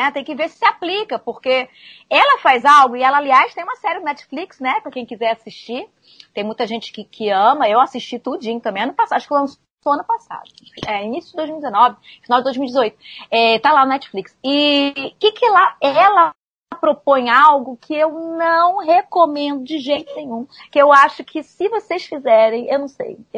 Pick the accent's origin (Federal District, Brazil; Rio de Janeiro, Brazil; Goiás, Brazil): Rio de Janeiro, Brazil; Então eu atendo aqui, eu sou do Rio de Janeiro, como Jovita, né?